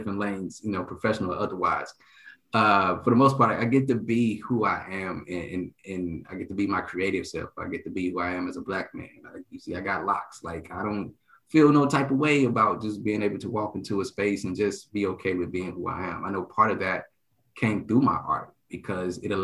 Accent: Dallas, Texas, United States; moved away as an adult; also born or lived in Illinois / Virginia / Japan; I'm from Dallas, Texas

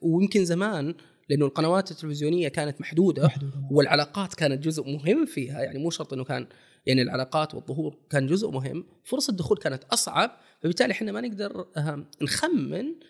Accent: Saudi Arabia

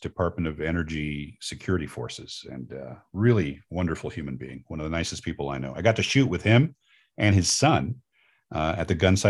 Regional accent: New York, United States; I knew some Andersons when I was growing up in New York.

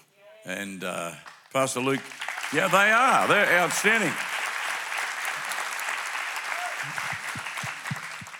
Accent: Melbourne, Victoria, Australia; We are from Melbourne. We call it Melbourne, M-E-L-B-U-N, Melbourne, Australia.

